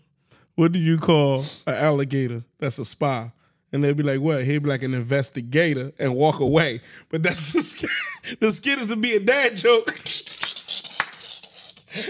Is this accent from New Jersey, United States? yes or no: yes; Jersey City, New Jersey, United States; I'm from Norkey, from Jersey City.